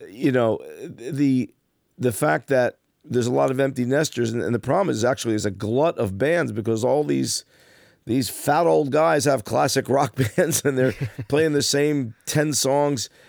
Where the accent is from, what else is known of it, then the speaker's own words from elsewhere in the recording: Passaic, New Jersey, United States; growing up in Passaic